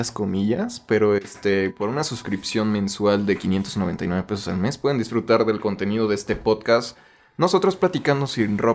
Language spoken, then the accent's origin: Spanish; Mexico; el amor incondicional de la raza, güey, de decir unir tantos contextos y decir, esto me representa como mexicano